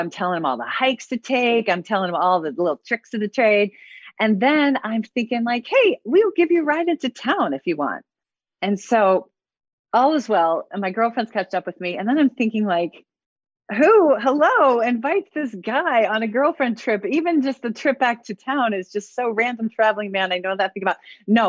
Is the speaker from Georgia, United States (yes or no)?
no; Ohio, United States; moved away as an adult; now in Sitka, United States; as a kid growing up in Ohio